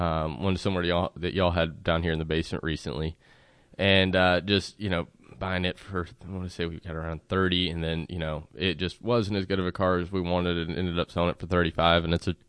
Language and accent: English; South Carolina, United States; In South Carolina.